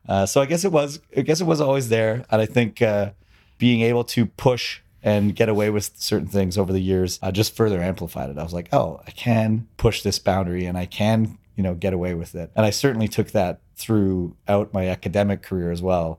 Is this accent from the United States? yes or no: no; Toronto, Ontario, Canada; I grew up in Scarborough, you know, a suburban, suburban, uh, neighborhood outside of Toronto